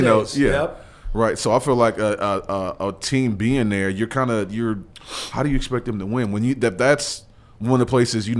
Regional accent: Nashville, Tennessee, United States; also born or lived in Auburn, Alabama; Born and raised in Nashville.

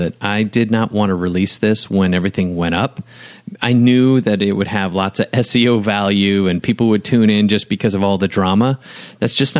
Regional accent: Wisconsin, United States; now in Nashville, United States; I was raised in Wisconsin, an hour and a half from Lambeau Field

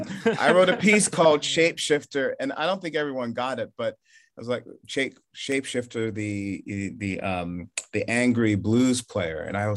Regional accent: the North, United States; now in Charleston, United States; Moving there, I feared maybe the worst in living in the South growing up in the North.

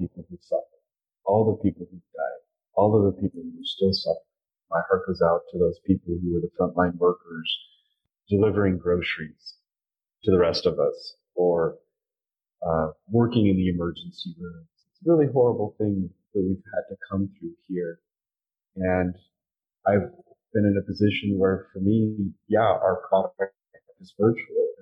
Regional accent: Utah, United States; also born or lived in California; now in Wyoming, United States; I grew up in Utah. I'm in Wyoming

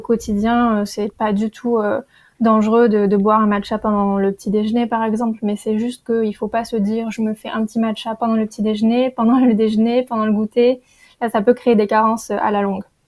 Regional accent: Perpignan, Occitania, France; j'ai grandi à Perpignan dans le sud

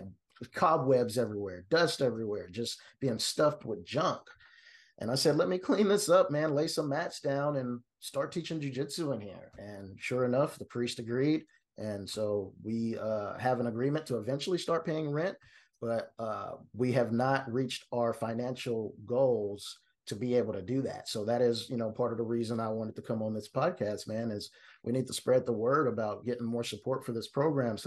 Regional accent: Kansas City, Kansas, United States; where I grew up in Wyandotte County, KCK

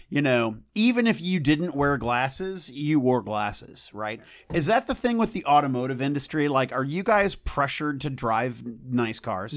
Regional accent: United States; as an American

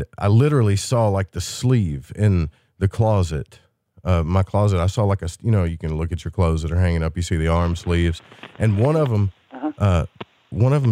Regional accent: Arkansas, United States; my hometown in Arkansas

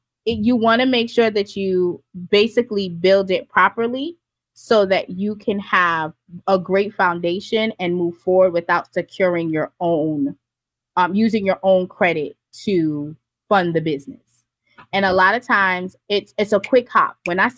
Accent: Jamaica; also born or lived in Florida; Like when I lived in Florida, I lived everywhere. I'm Montana, Florida. I'm from Jamaica.

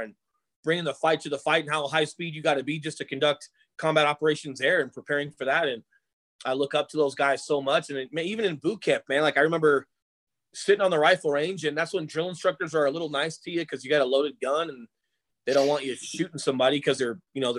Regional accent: Colorado, United States; I grew up in Colorado

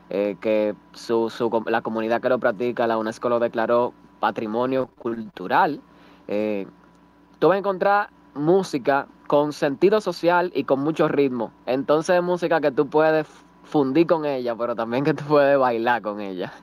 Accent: Villa Mella, Distrito Nacional, Dominican Republic; yo soy de Villamella

